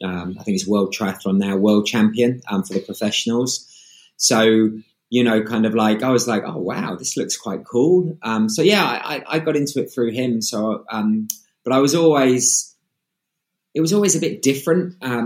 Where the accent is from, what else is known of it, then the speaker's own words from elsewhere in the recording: London, United Kingdom; I was born and raised in West London.